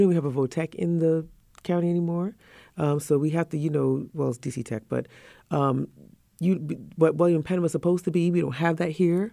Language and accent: English; Trinidad & Tobago; moved away; we're from the Caribbean